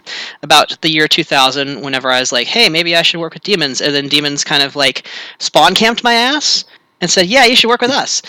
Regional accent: Louisiana, United States; now in Portland, United States; I am originally from Louisiana

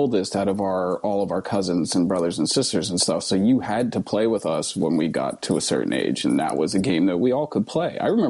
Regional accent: Erie, Pennsylvania, United States; born or raised there

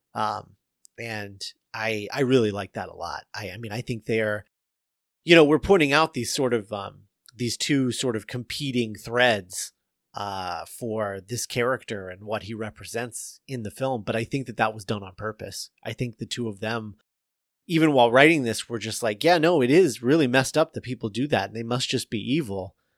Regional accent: Indiana, United States; I grew up in Indiana

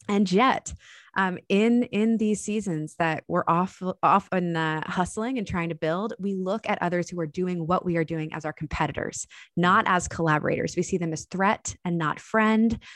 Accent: Annapolis, Maryland, United States; my hometown of Annapolis, Maryland

